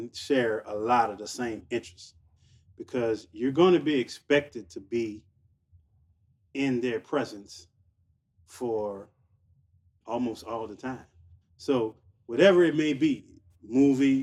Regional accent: Seventh Ward, Louisiana, United States; I'm from the Seven Wall

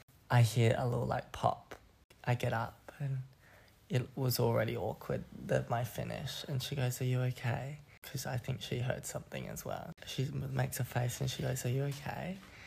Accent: Australia; moved away as an adult; now in Amsterdam, Netherlands; I'm 20. I'm Australian, as the many viewers out there listening can tell.

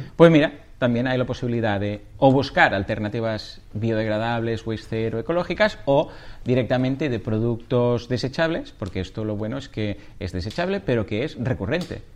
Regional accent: Catalonia, Spain; soy muy catalán

